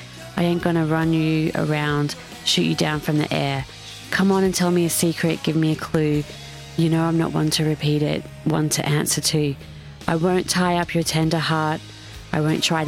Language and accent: English; Toowoomba, Queensland, Australia; I'm from Toowoomba